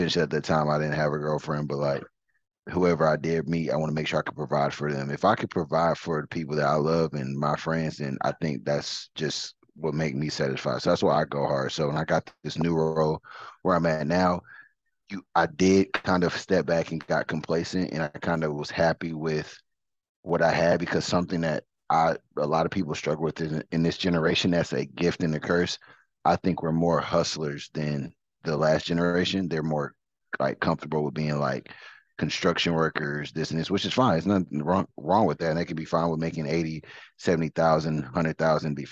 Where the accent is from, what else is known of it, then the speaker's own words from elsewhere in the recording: Detroit, Michigan, United States; moved away; also born or lived in Katy, Texas; I'm originally from Detroit, so I got a lot of family members